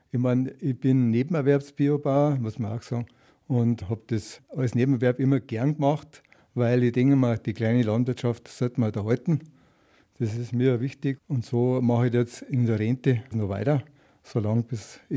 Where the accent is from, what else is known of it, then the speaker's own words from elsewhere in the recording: Bavaria, Germany; ich komme aus dem Landkreis Erding